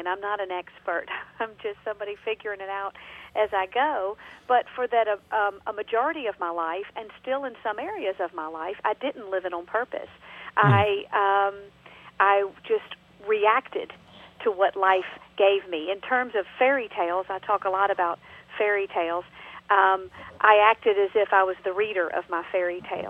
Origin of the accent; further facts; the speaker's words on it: Georgia, United States; accent: Southern; now in North Carolina, United States; I'm originally from Georgia, and now I live in North Carolina